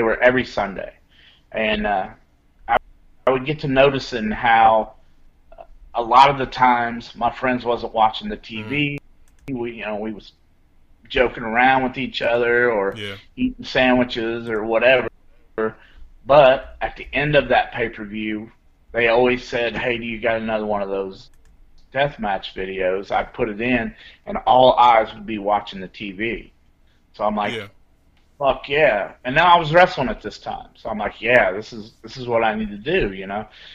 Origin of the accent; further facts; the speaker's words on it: Flora, Illinois, United States; my hometown, Flora, Illinois